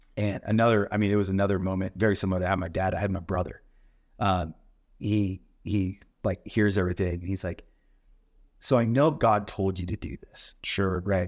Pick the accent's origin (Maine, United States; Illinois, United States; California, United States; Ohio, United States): California, United States; La Mirada; moved away as an adult; now in Washington, United States; I grew up living in California